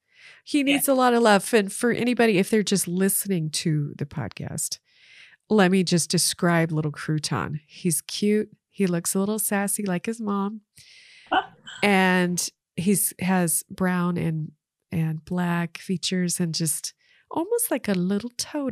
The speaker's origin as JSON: {"language": "English", "region": "Washington", "country": "United States", "also_born_or_lived": "Utah", "lives_now": "Wisconsin, United States", "said": "Washington State. Shout out to the Northwest. By way of Utah when I was younger. So I've moved around a lot too."}